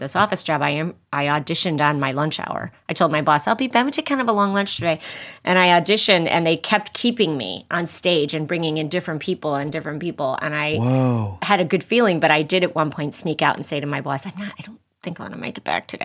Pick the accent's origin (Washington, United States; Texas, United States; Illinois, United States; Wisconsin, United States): Illinois, United States; Chicago; I'm from Chicago